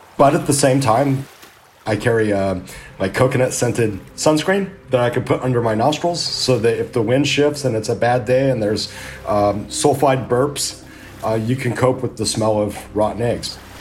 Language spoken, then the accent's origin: English; Southern California, United States; I grew up in Southern California